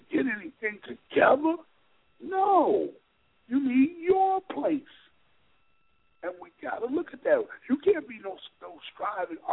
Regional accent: Chicago, Illinois, United States; I grew up in Chicago. I grew up in the Lawndale community. I'm from the West Side

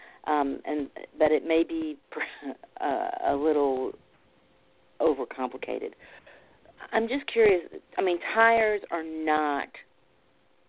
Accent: Gulf Coast, United States; I'm originally from the Gulf Coast

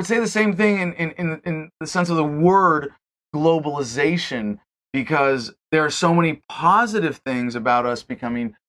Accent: San Francisco, California, United States; also born or lived in Montreal; I was born in San Francisco, California

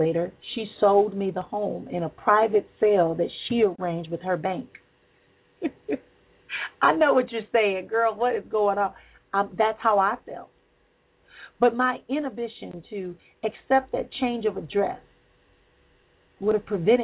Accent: Milwaukee, Wisconsin, United States; my hometown where I was at, Milwaukee, Wisconsin

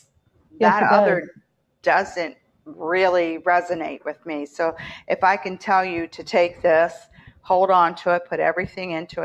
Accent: West Virginia, United States; also born or lived in Baltimore, Maryland; now in Florida, United States; I'm from West Virginia

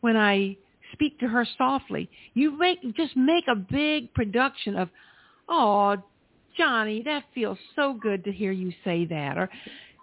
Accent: South Carolina, United States; when I was growing up in South Carolina

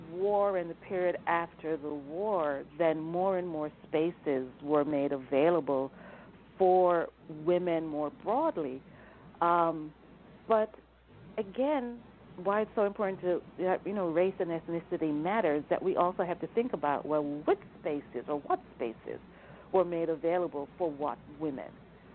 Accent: Jamaica; also born or lived in New Hampshire, United States; now in United States; I mean, I'm not an American by birth. I was naturalized. I came here from Jamaica originally.

